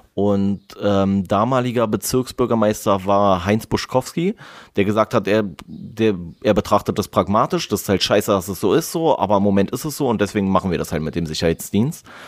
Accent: Berlin, Germany; als Berliner

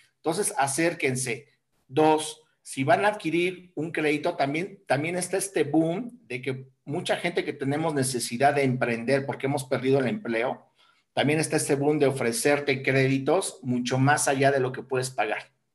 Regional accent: Mexico; Somos mexicanos

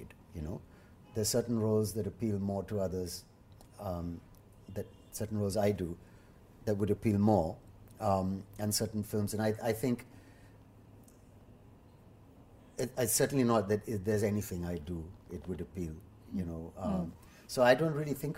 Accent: India; me as an Indian

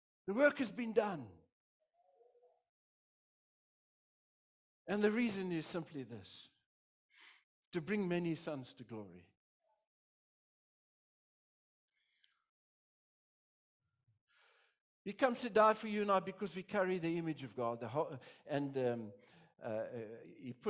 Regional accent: South Africa; I'm a pastor from South Africa

